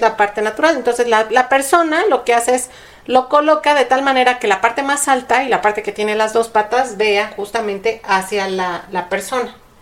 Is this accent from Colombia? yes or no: no; Mexico; como cultura mexicana